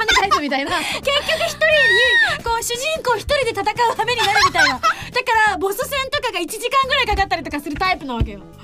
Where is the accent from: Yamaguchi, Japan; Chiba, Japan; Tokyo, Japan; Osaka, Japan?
Yamaguchi, Japan; Shunan; moved away; 私あの周南市でございまして